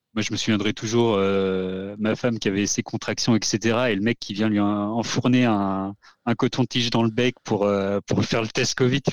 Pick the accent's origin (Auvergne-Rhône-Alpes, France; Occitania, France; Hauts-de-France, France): Auvergne-Rhône-Alpes, France; Haute-Savoie; now in Auvergne, France; je suis pas du tout auvergnat de base. Moi, je viens de Haute-Savoie.